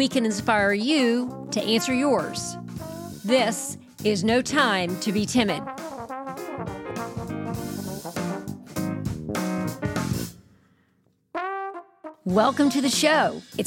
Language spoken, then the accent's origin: English; the South, United States; we're both from the South.